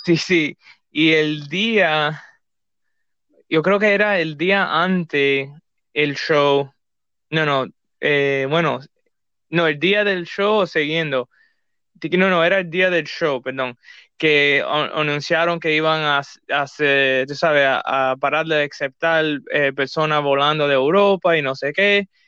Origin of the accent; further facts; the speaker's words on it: Cuba; somos cubanos